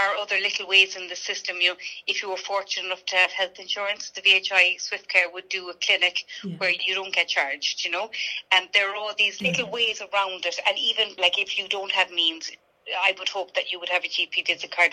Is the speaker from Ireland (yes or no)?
yes; Ireland; we as Irish people with fair skin